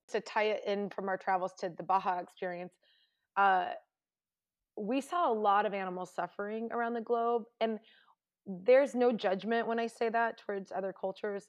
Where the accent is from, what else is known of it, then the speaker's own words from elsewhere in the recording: Indiana, United States; moved away; I grew up in Indiana